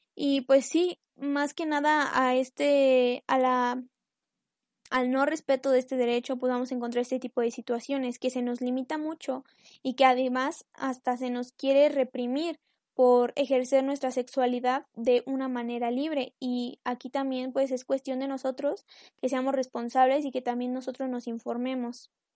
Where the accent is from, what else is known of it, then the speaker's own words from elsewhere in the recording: Mexico; yo soy de México